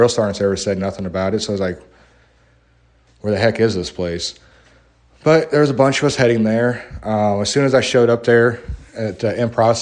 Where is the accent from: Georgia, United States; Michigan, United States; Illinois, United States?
Illinois, United States; I'm from Illinois.